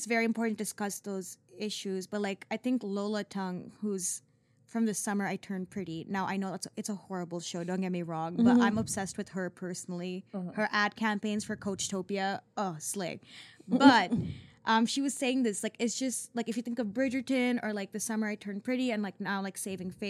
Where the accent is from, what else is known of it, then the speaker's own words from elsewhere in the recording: Singapore; But I am from Singapore, and I kind of grew up in a very similar culture.